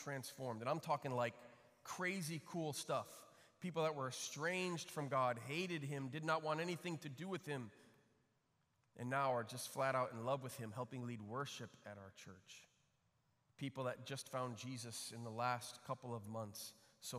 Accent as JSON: {"language": "English", "town": "Flint", "region": "Michigan", "country": "United States", "tie": "born or raised there", "also_born_or_lived": "Chicago, Illinois", "said": "I grew up in Flint, Michigan, other side of the state. Lived in Chicago when I was a kid through third grade, and then just before fourth grade, my parents moved to Flint"}